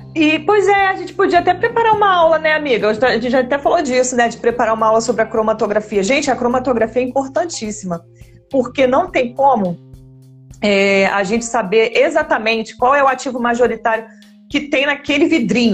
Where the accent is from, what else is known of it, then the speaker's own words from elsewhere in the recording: Brazil; nós somos brasileiros